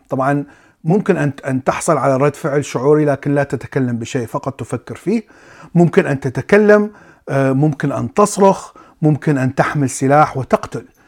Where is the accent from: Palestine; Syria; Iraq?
Iraq; ولدت وعشت في العراق